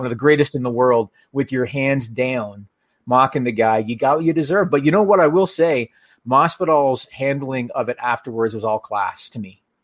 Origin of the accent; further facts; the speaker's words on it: Canada; as a Canadian hockey fan